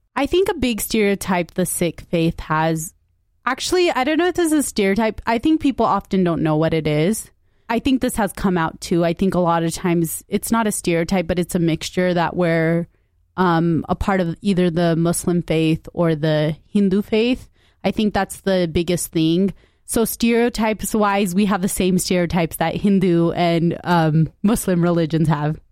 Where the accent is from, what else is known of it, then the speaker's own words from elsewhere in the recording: Utah, United States; I grew up in Utah.